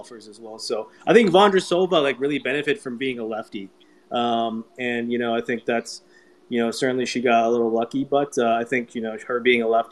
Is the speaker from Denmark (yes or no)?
no; Canada; also born or lived in New Jersey; now in United States; being Canadian myself, even though I live in the States.